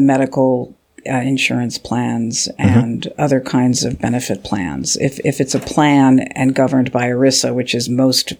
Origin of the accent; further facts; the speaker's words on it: Philadelphia, Pennsylvania, United States; moved away as an adult; also born or lived in Virginia / California; now in Washington, D.C., United States; I'm from Philadelphia